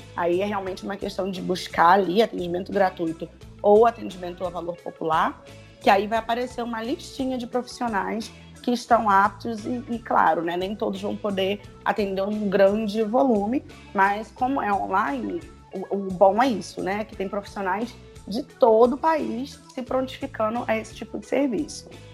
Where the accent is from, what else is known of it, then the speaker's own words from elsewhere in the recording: Rio de Janeiro, Brazil; aqui onde eu moro mais ainda, né? sou carioca